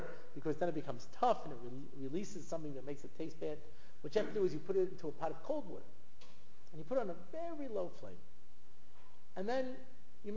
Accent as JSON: {"language": "English", "country": "United States", "said": "I'm an American. You know, I'm an American"}